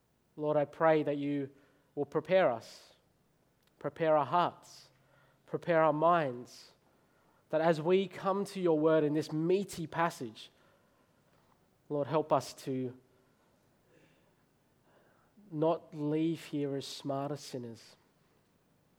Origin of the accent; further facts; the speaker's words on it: Australia; I'm Australian. I was born there. I was raised there. I am Australian